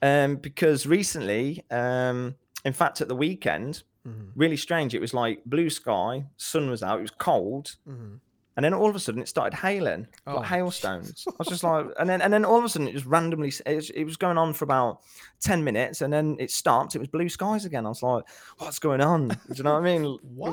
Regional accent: Nuneaton, West Midlands, United Kingdom; Nuneaton, yeah.

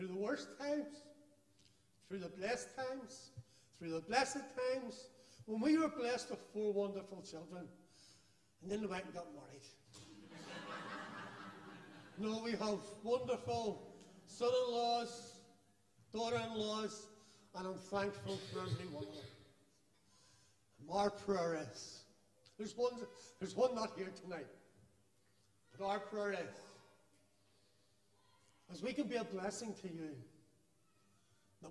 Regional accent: Belfast, Northern Ireland, United Kingdom; now in Jordanstown, United Kingdom; I'm proud to say that I come from the Shangle

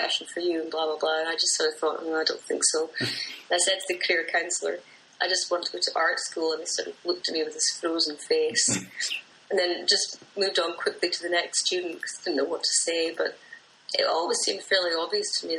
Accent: Aberdeen, Scotland, United Kingdom; moved away as an adult; I'm from Aberdeen in northeast Scotland

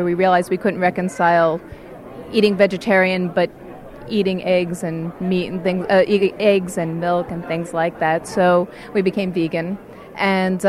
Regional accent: Ithaca, New York, United States; Ithaca, New York.

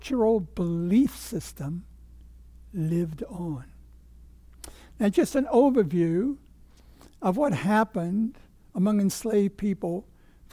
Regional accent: Virginia, United States; born or raised there

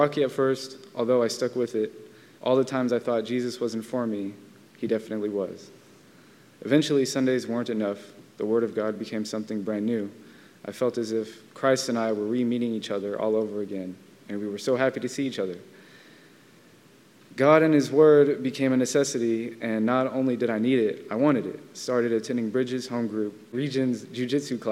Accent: Vallejo, California, United States; I grew up in Vallejo, California

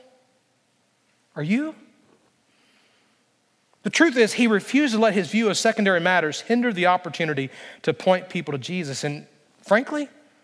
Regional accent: Alabama, United States; moved away as an adult; also born or lived in Christiansburg, Virginia / Lynchburg, Virginia; I'm from Alabama

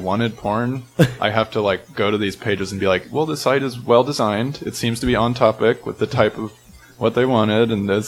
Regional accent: Lawrence, Kansas, United States; Lawrence, Kansas.

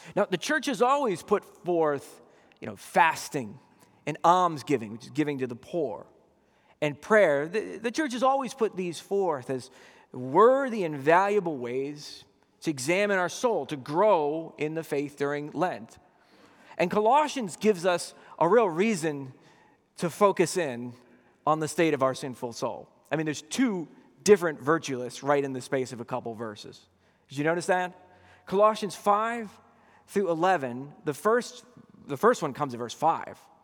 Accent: Boston, Massachusetts, United States; I grew up in Boston

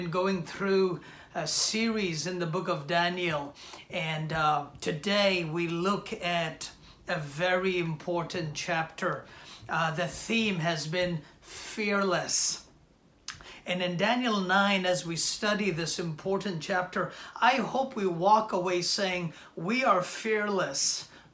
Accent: India; moved away as an adult; now in New York City, United States; I was born and raised in India the first 20 years of my life

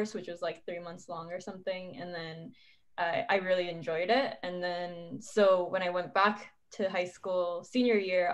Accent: San Diego, California, United States; also born or lived in Ibaraki, Japan / Michigan / Los Angeles; most of my life I grew up in San Diego up until high school.

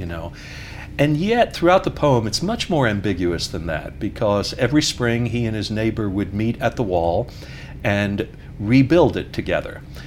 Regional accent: New York, United States; moved away; being a New Yorker

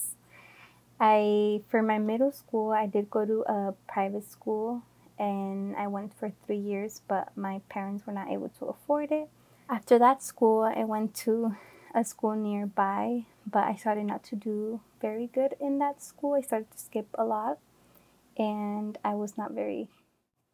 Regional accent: Oakland, California, United States; also born or lived in Santa Barbara, California; I am from the Bay Area, from Oakland. I was born and raised

